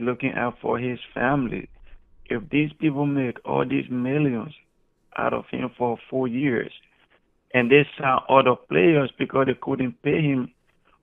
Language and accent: English; Dallas, Texas, United States; I'm from Dallas, Texas.